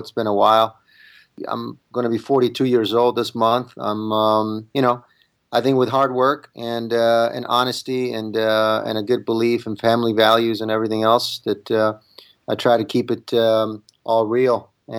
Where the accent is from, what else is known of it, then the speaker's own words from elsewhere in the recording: Italy; English is a second language; now in United States; I'm an immigrant. I came from Italy without speaking one word of English.